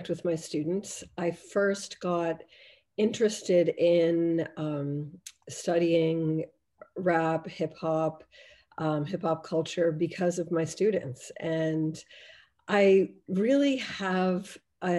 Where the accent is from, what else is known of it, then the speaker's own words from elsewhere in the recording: Boston, Massachusetts, United States; moved away as an adult; also born or lived in Cambridge, England / Oshawa, Canada; now in Canada; I grew up in Boston